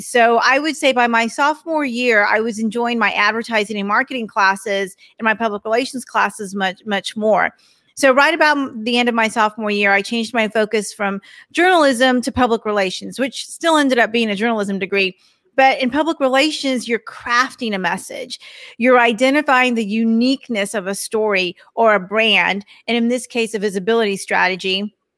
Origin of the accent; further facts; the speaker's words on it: Texas, United States; I'm from Texas, so you might hear it every once in a while when I say y'all